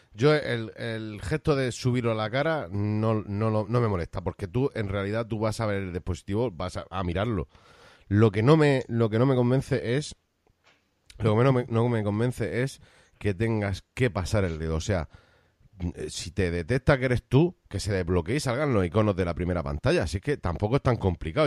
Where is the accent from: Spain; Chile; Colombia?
Spain; Cartagena, Region of Murcia; yo de alcantarilla no soy. Soy de otro pueblecito más cercano a Cartagena. Pero me considero cartagenero.